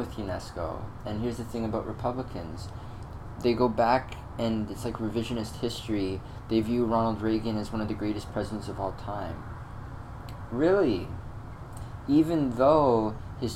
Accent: Canada; also born or lived in Ontario; I live in Ontario, I'm a Canadian citizen

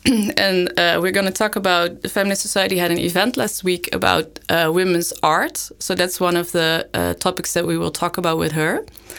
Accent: Netherlands; now in Leuven, Belgium; I'm from the Netherlands

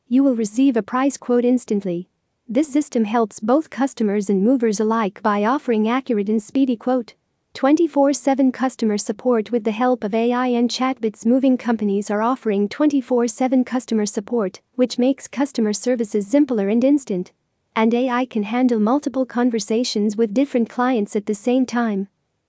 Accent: Rockville, Maryland, United States; from Rockville, Maryland, United States.

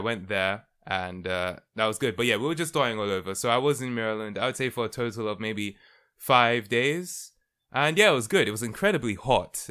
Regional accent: London, United Kingdom; I was born and raised in London, United Kingdom.

